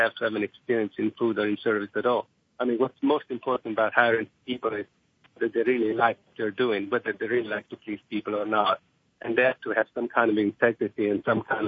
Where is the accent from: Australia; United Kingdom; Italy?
Italy; moved away as an adult; also born or lived in Rome / Monte Carlo / Brooklyn, New York; now in United States; I grew up in Italy, and basically our house was like a small restaurant because we basically cooked for everybody.